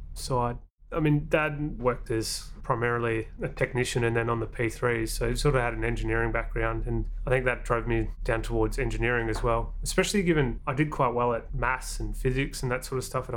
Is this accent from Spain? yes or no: no; Australia; also born or lived in New Zealand; 7 years in New Zealand, 14 years in Australia